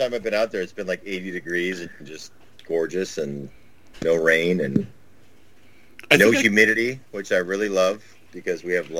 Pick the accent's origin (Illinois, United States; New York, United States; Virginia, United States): Illinois, United States; Chicago; now in Florida, United States; I was from Chicago originally, and it was funny because when I moved down to Florida, everybody's like, you have a really weird accent.